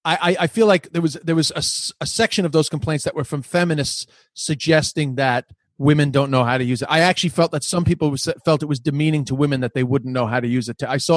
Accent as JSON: {"language": "English", "country": "Ireland"}